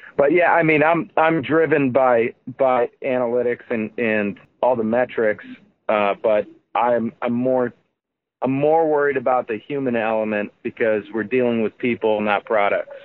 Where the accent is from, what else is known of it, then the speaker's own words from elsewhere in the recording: South Holland, Illinois, United States; now in St. John, Indiana, United States; I'm in I'm in St. John, Indiana, um, and I grew up in South Holland, Illinois